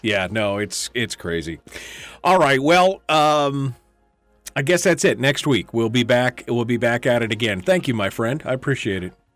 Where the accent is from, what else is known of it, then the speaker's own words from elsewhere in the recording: Alaska, United States; I'm from Alaska